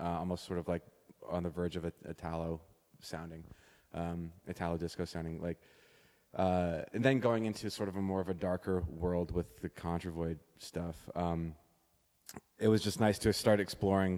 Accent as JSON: {"language": "English", "town": "Toronto", "region": "Ontario", "country": "Canada", "tie": "born or raised there", "said": "not a lot of people I knew growing up in Toronto were involved in electronic music"}